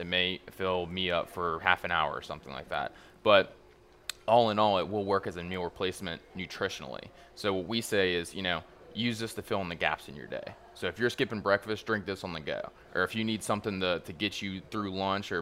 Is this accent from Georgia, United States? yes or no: no; Baton Rouge, Louisiana, United States; moved away as an adult; now in New Orleans, United States; I'm from Baton Rouge